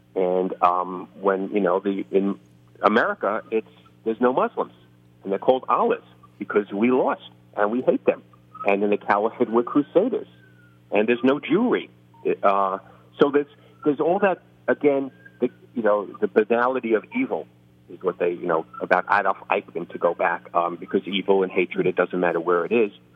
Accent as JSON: {"language": "English", "town": "New York City", "region": "New York", "country": "United States", "tie": "born or raised there", "said": "there's a reason I talk like this. I grew up in the Bronx, and I grew up uh, six blocks from Yankee Stadium"}